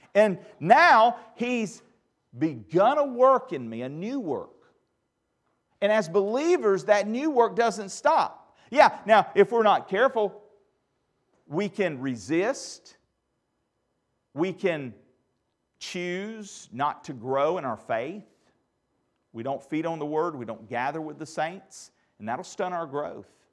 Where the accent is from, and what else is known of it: United States